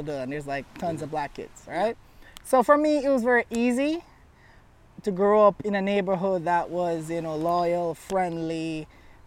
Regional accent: Jamaica; accent: Jamaican; born and raised here in Jamaica.

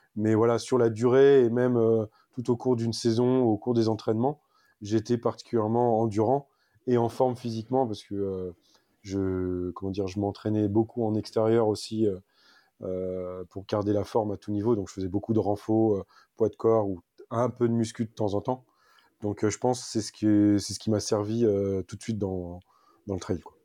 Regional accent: Île-de-France, France; moved away as an adult; now in Var, France; je suis né en Ile-de-France. Donc, j'ai habité toute, ma... toute mon enfance et même jusqu'à mes 31 ans euh, à Paris, dans le... Enfin, dans le 92 exactement

